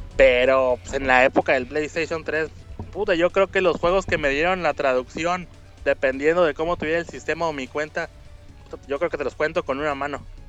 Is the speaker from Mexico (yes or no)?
yes; Monterrey, Nuevo León, Mexico; now in Gifu, Japan; yo soy de Monterrey